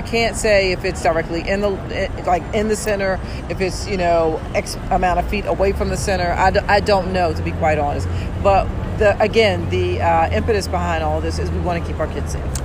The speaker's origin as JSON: {"language": "English", "town": "Philadelphia", "region": "Pennsylvania", "country": "United States", "tie": "born or raised there", "said": "I'm born and raised here. I'm from North Philly"}